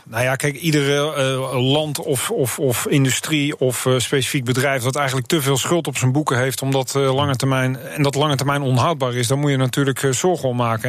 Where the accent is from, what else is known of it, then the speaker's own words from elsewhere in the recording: Netherlands; ik ben Nederlander